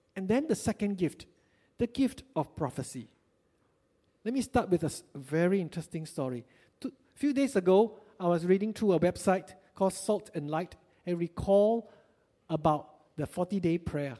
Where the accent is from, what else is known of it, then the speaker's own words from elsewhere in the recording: Batu Pahat, Johor, Malaysia; moved away; also born or lived in Singapore; I came from Batu Pahat, beautiful town in Malaysia